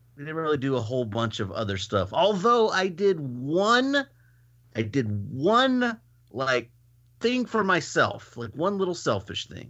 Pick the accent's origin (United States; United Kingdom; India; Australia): United States; Houston, Texas; moved away; I was born in Houston